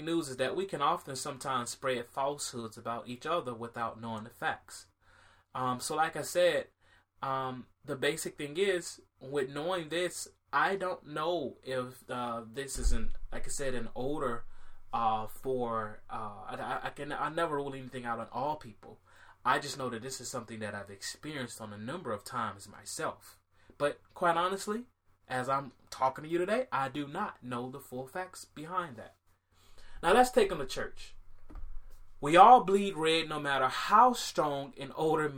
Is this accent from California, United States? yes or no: no; Miami, Florida, United States; when I was growing up in Miami